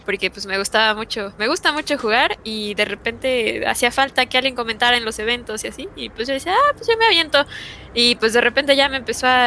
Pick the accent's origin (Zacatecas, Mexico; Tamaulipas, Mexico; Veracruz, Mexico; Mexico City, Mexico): Mexico City, Mexico; De, de, Ciudad de México